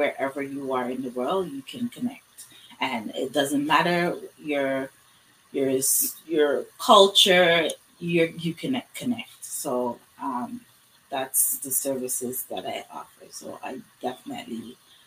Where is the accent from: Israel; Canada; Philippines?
Canada; in my community, being African Canadian, just being Black